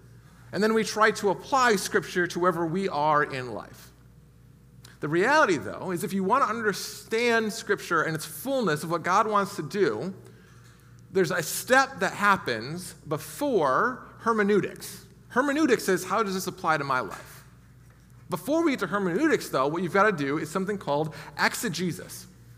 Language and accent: English; United States; we especially as American Christians